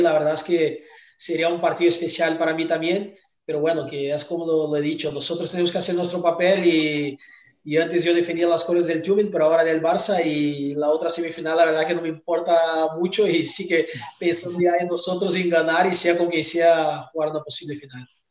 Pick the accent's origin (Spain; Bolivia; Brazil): Brazil; Spanish is a second language; moved away as an adult; also born or lived in Tyumen, Russia; Yo salí de Brasil muy joven, con 19 años